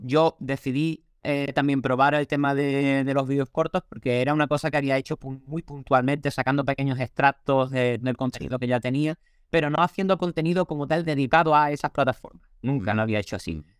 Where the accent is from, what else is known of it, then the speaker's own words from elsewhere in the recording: Cádiz, Andalusia, Spain; soy de Cádiz, soy del sur de España